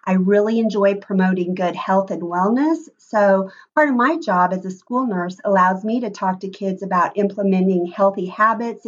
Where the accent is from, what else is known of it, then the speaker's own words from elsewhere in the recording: Columbus, Indiana, United States; I grew up in Columbus, Indiana